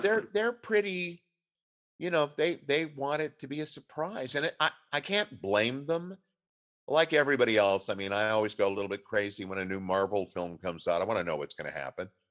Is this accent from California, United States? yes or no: yes; Southern California, United States; moved away as an adult; now in Seattle, United States; I was raised in Southern California